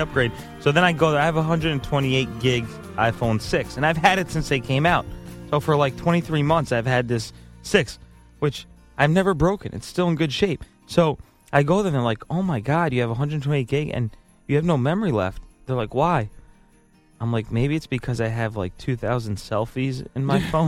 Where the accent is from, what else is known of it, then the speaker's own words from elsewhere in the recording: New York, United States; We're New Yorkers.